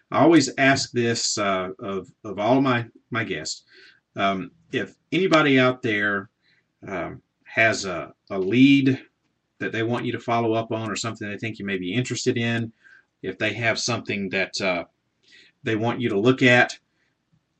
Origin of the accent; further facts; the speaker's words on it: Southern, United States; accent: Southern; I may not be able to pronounce a lot of things correctly because of my, I guess, my Southern accent